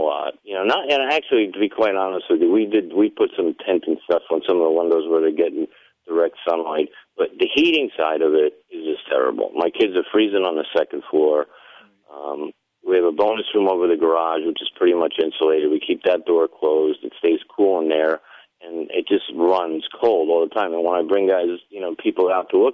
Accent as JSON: {"language": "English", "region": "Vermont", "country": "United States", "tie": "born or raised there", "moved": "yes", "said": "I grew up in Vermont"}